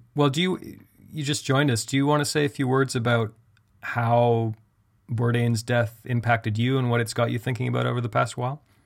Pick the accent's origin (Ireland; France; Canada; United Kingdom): Canada; I'm Canadian.